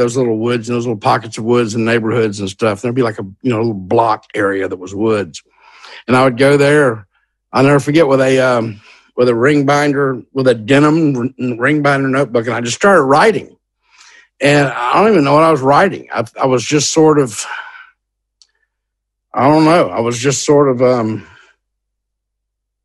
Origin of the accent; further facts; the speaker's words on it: Hattiesburg, Mississippi, United States; the University of Southern Mississippi was in my hometown